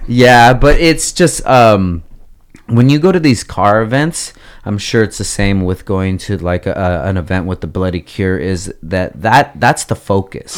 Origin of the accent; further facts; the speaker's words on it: Oxnard, California, United States; also born or lived in Gardnerville, Nevada; I grew up in Oxnard